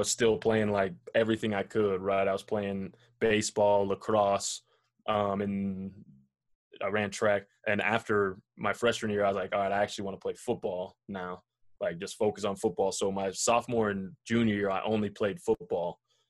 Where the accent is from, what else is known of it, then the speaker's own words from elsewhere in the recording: Boulder, Colorado, United States; also born or lived in Nebraska; I was born and raised here in Colorado. I grew up in Boulder. I grew up going to Buffs camps, you know. My mother was a Buff.